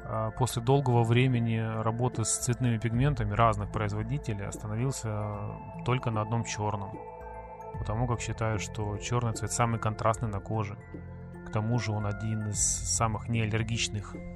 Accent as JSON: {"language": "Russian", "town": "Sevastopol", "region": "Crimea", "country": "Ukraine", "said": "я татуировщик из Крыма, город-герой Севастополя."}